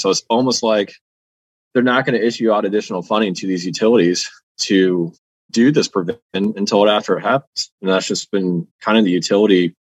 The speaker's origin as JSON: {"language": "English", "region": "Nebraska", "country": "United States", "tie": "born or raised there", "said": "my home state, Nebraska."}